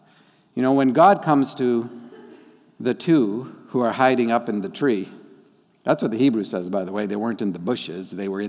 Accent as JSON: {"language": "English", "region": "Papua", "country": "Indonesia", "tie": "born or raised there", "first_language": "Dani", "second_language": "English", "said": "The tribal folk, the Dani, raised me. And they taught me my first language. My parents were doing the missionary thing, and that means they were really busy."}